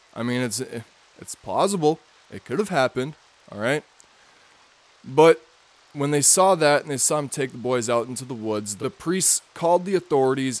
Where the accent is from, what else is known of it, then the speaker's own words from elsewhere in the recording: Minnesota, United States; my home state, Minnesota